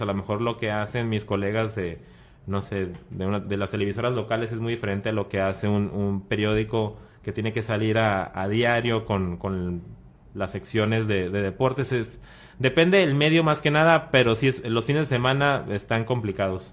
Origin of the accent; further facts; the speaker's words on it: Mexicali, Baja California, Mexico; moved away as an adult; now in Tijuana, Mexico; Soy de, de Mexicali, tengo cuatro años trabajando acá en Tijuana